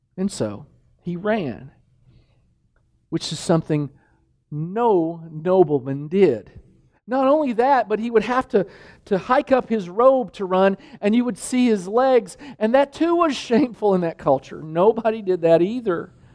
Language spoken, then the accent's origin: English; Danville, Kentucky, United States; moved away; the village I grew up in, in Danville, Kentucky